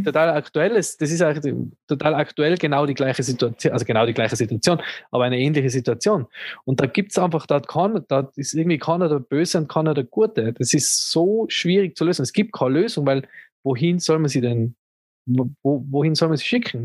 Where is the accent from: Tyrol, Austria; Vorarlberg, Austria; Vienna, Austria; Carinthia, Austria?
Tyrol, Austria; als, als Tiroler